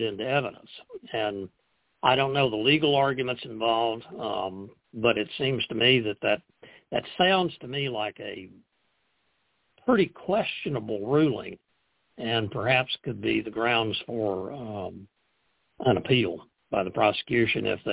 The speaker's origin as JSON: {"language": "English", "region": "Texas", "country": "United States", "said": "I'm from Texas, so I know Texas pretty well"}